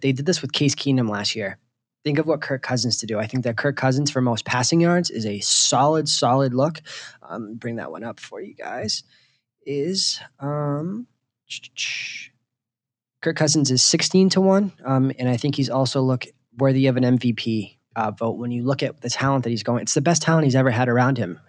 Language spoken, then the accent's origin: English; New England, United States; growing up in New England